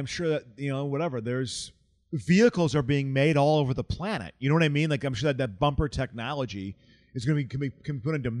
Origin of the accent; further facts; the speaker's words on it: East Coast, United States; I was a Flyers fan growing up in the East Coast